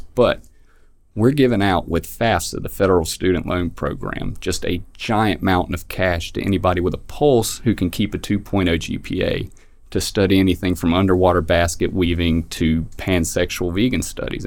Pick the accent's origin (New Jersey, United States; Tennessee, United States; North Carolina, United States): North Carolina, United States; In my home county, very small town, uh, we had a Confederate memorial in front of the courthouse